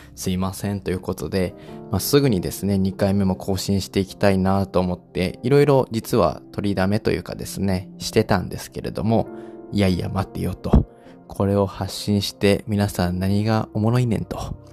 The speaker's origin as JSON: {"language": "Japanese", "region": "Osaka", "country": "Japan", "tie": "born or raised there", "said": "大阪出身なんですけれども"}